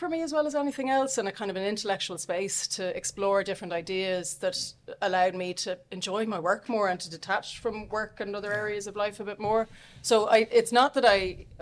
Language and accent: English; Dublin, Leinster, Ireland; also born or lived in Australia / Southampton, England; I'm from Dublin, although I grew up in England for a few years